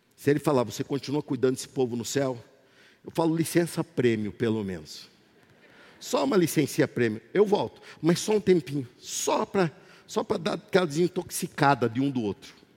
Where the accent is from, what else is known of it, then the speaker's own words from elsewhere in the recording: Brazil; eu sou brasileiro